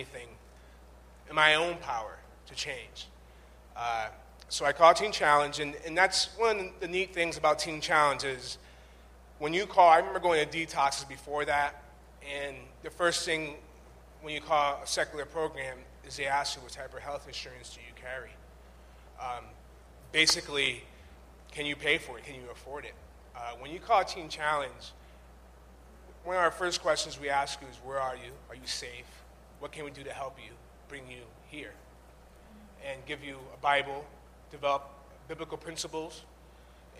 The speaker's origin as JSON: {"language": "English", "town": "Chicopee", "region": "Massachusetts", "country": "United States", "also_born_or_lived": "Boston", "said": "I'm from Western Massachusetts, from Chicopee"}